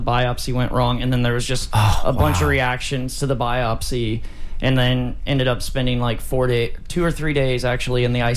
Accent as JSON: {"language": "English", "town": "Tampa", "region": "Florida", "country": "United States", "said": "I'm the hardcore grunge punk kid from Tampa"}